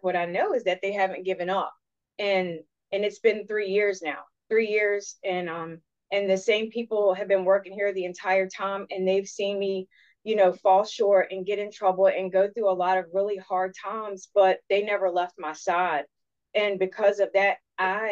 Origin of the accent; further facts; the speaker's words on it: Richmond, Virginia, United States; originally I'm from Richmond